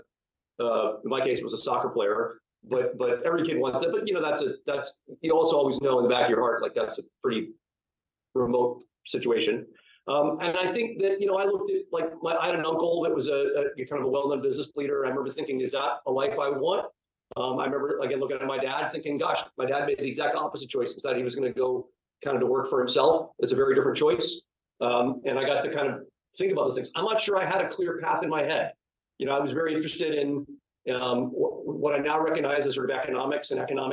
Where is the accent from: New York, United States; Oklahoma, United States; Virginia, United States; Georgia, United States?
Georgia, United States; Atlanta; also born or lived in Seattle area; now in Seattle, United States; I grew up in Atlanta, Georgia. My family's all still there. I'm now in the Seattle area, but I grew up in Atlanta.